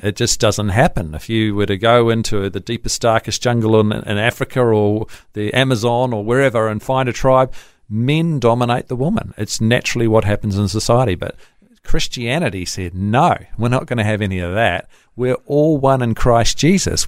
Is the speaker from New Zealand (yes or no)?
yes; New Zealand; I'm a Kiwi